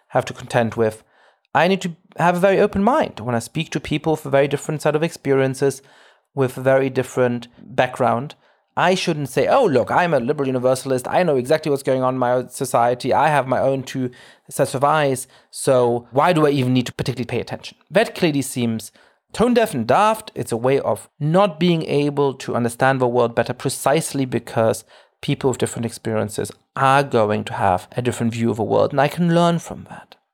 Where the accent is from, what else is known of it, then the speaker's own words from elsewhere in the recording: Germany; I grew up Jewish in Germany